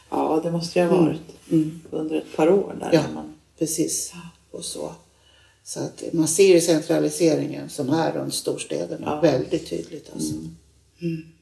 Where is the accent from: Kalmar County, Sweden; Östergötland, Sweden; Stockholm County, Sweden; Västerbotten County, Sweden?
Stockholm County, Sweden; Upplands Väsby; Och jag som jag är uppväxt i Upplands Väsby och 1972, för det var ju samma utveckling